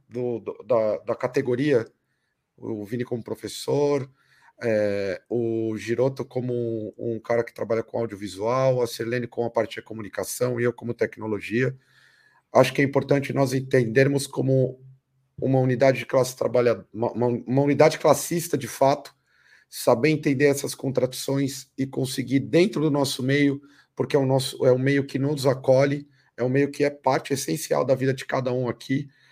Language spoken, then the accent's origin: Portuguese; Brazil; a gente vive enquanto brasileiros